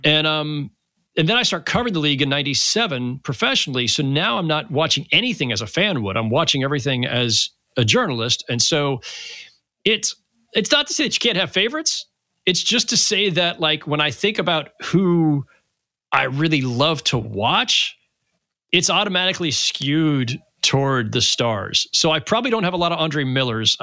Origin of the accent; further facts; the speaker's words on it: Bay Area, California, United States; I grew up in the Bay Area.